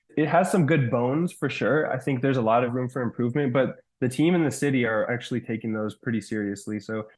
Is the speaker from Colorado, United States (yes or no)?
yes; Colorado, United States; like I grew up in Colorado, I thought it was great, and it is great.